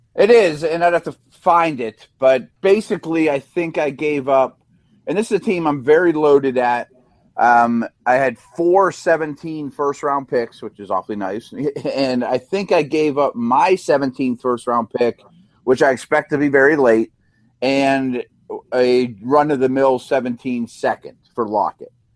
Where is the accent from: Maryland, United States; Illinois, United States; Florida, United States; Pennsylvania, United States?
Pennsylvania, United States; Pittsburgh; I'm from Pittsburgh.